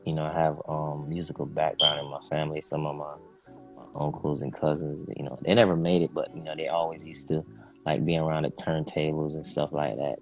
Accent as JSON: {"language": "English", "country": "Jamaica", "moved": "yes", "lives_now": "United States", "said": "I'm originally from Jamaica"}